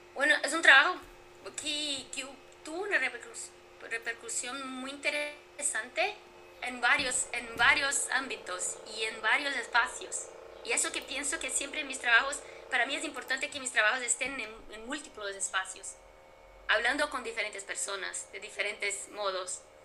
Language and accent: Spanish; Brazil; mi país, Brasil